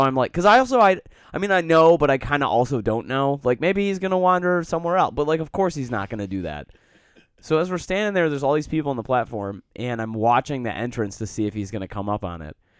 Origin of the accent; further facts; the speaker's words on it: Detroit, Michigan, United States; moved away as an adult; also born or lived in Colorado; now in Chicago, United States; I grew up in Metro Detroit, a very diverse community